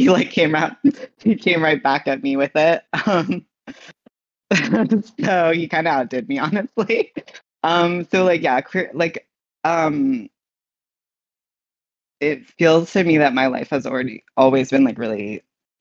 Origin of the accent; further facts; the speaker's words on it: New York City, New York, United States; I was born in New York City, and I was kind of like a city kid.